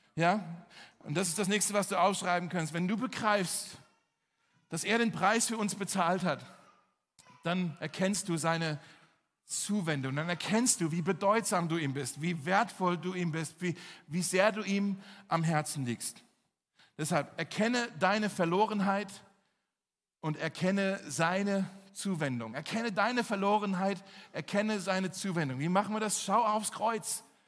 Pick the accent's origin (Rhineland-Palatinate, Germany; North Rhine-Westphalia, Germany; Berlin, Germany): Berlin, Germany; zum Glück sind wir aus Charlottenburg